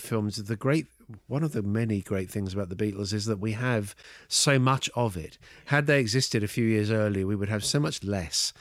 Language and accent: English; England, United Kingdom; growing up in Britain in that post-war period